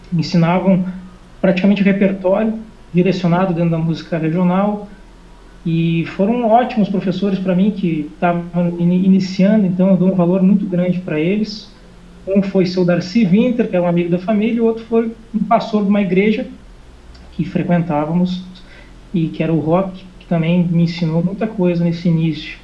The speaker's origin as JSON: {"language": "Portuguese", "town": "Horizontina", "region": "Rio Grande do Sul", "country": "Brazil", "moved": "as an adult", "lives_now": "Portugal", "said": "eu sou do interior do Rio Grande do Sul, uma cidade chamada Horizontina"}